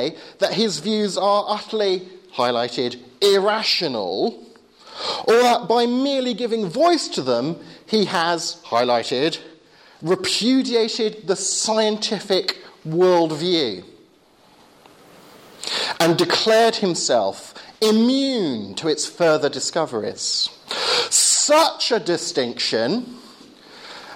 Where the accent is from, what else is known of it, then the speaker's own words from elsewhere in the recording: Portsmouth, South East England, United Kingdom; now in Southampton, United Kingdom; I live and work in Southampton, and I'm born and bred in Portsmouth, so I'm very much a South Coast boy